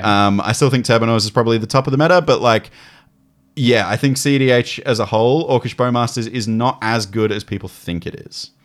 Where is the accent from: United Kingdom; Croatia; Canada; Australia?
Australia; Gold Coast, Queensland; moved away; when I was a kid, I grew up on the Gold Coast.